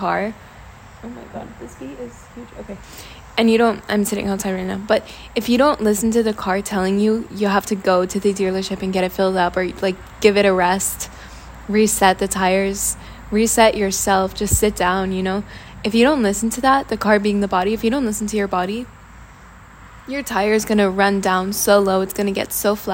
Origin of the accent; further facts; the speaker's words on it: Washington, District of Columbia, United States; moved away as an adult; now in Italy; I come from Washington, D.C., so there's a lot of work culture